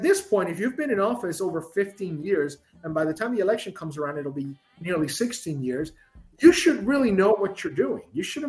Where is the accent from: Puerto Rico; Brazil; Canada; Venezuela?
Puerto Rico; I'd rather be cold, which is strange people say it because I'm from Puerto Rico. They think I like the heat.